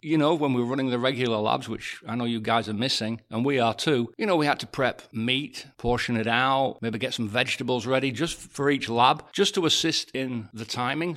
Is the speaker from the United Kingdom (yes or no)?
yes; England, United Kingdom; I'm English